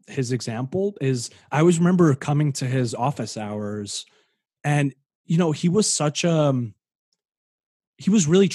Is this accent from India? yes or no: no; Ukraine; moved away; I was born in Ukraine, and I know a little bit of Russian. Obviously, I know Ukrainian.